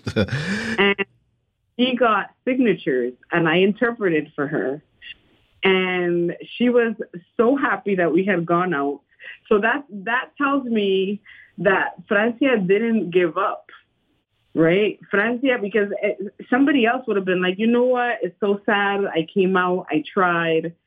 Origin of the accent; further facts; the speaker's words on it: Panama; English is a second language; moved away as an adult; now in United States; I'm from Panama